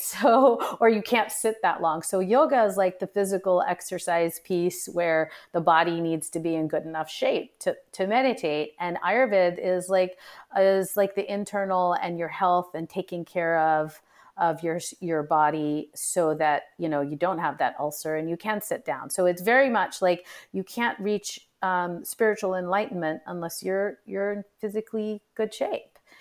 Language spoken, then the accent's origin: English; United States; even though I'm of, in, Indian ethnic descent, I was born and brought up here